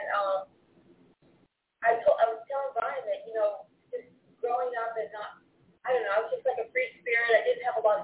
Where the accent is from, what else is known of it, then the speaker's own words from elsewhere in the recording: Arizona, United States; now in Honduras; I'm from the West Coast. I was born in Arizona with that background